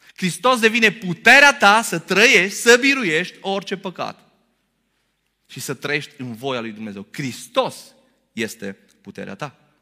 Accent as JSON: {"language": "Romanian", "country": "Romania", "said": "noi românii"}